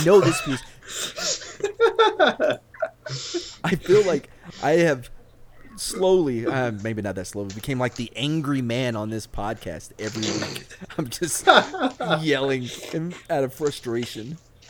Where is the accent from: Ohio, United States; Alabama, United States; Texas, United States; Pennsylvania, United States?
Texas, United States; East; I grew up in East Texas.